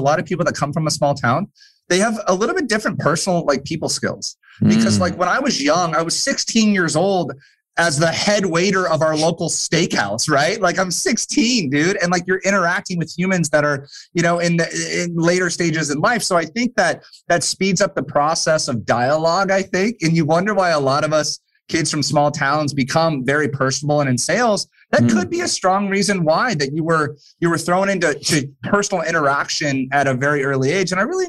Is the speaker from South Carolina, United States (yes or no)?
no; Prescott, Arizona, United States; I grew up in Prescott, Arizona, but not Prescott official because we weren't that wealthy to be in Prescott. We were in Prescott Valley and couldn't even be there. So we were way out in the boonies in a town called Coyote Springs